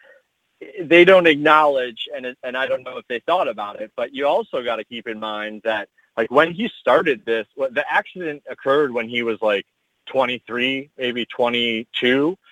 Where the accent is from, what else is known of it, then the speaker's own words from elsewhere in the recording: Midwest, United States; growing up in the Midwest